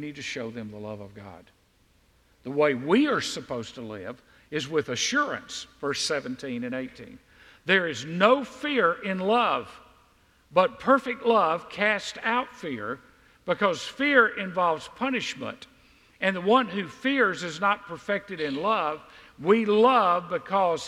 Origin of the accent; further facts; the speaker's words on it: the South, United States; we in the South